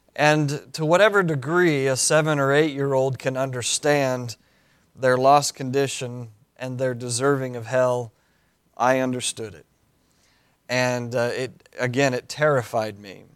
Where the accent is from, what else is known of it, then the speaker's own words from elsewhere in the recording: Cody, Wyoming, United States; moved away as an adult; I was born and raised in Cody, Wyoming